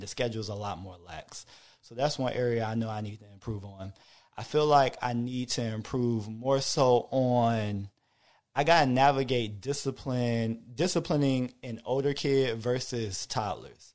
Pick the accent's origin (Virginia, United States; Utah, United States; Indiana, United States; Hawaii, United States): Virginia, United States; Hampton; moved away; I'm from Hampton, Virginia